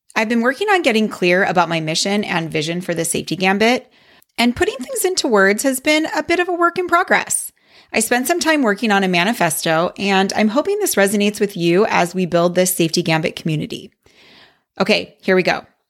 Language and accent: English; Wisconsin, United States; I grew up in Wisconsin, where tanning was a big thing